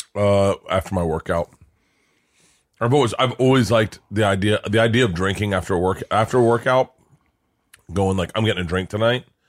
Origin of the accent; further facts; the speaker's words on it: Florida, United States; I grew up in Florida